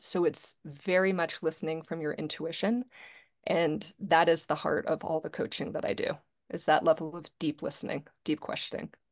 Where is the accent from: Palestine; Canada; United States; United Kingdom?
United States; Charlottesville, Virginia; also born or lived in Greensboro; I grew up in Charlottesville, Virginia